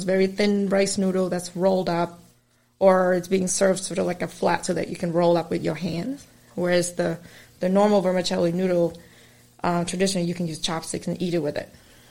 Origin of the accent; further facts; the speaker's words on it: Malden, Massachusetts, United States; But I grew up in Malden area, and there's a big concentration of Vietnamese there.